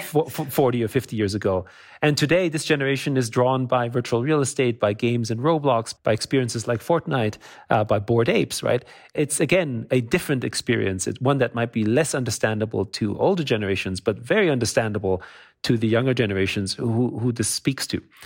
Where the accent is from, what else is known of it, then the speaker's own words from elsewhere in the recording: Austria; moved away; also born or lived in United States; I grew up in Austria